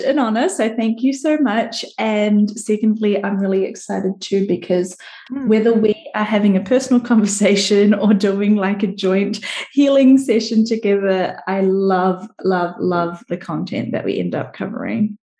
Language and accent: English; New Zealand; I'm from New Zealand